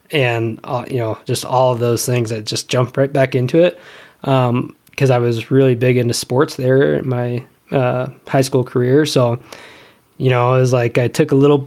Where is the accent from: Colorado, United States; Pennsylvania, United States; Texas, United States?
Colorado, United States; Rifle; I grew up in Rifle, Colorado, which was a fantastic place to grow up